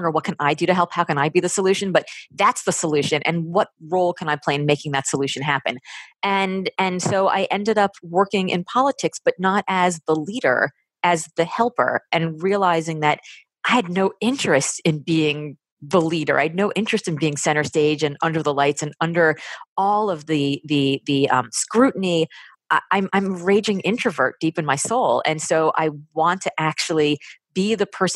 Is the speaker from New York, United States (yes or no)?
no; Miami, Florida, United States; growing up in Miami